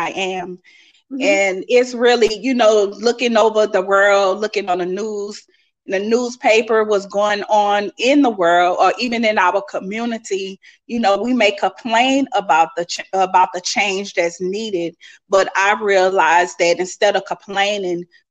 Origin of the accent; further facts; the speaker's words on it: Lafayette, Louisiana, United States; I'm from Lafayette, Louisiana.